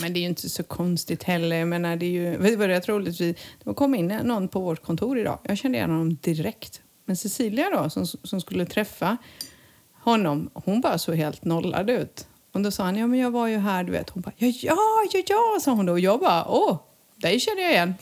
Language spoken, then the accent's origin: Swedish; Montenegro; moved away; när jag var liten i Montenegro